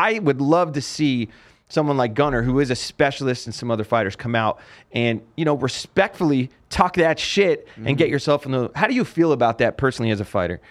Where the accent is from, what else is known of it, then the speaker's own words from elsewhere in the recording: New Jersey, United States; now in Las Vegas, United States; growing up in New Jersey